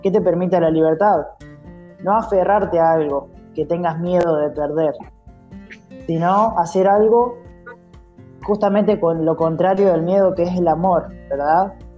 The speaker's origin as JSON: {"language": "Spanish", "town": "Santa Rosa", "region": "La Pampa", "country": "Argentina", "said": "soy de, Argentina, ¿sí? de la ciudad de Santa Rosa, La Pampa"}